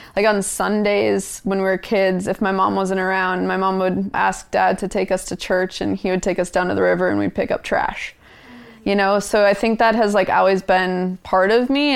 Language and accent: English; Minnesota, United States; moved away as an adult; now in Juneau, United States; I grew up in Minnesota